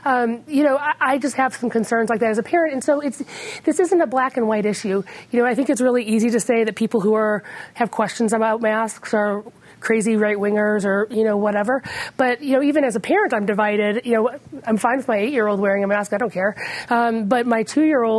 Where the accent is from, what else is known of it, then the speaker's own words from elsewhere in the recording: Midwest, United States; now in Colorado, United States; I'm from the Midwest